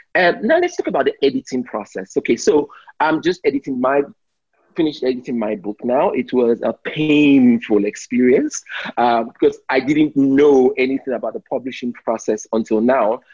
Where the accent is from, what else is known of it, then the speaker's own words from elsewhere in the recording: Nigeria; I'm Nigerian